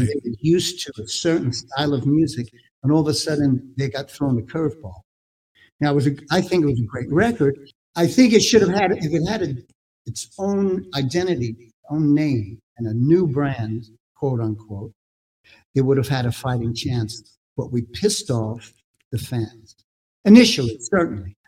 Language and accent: English; New York City, New York, United States; I was a kid growing up in Brooklyn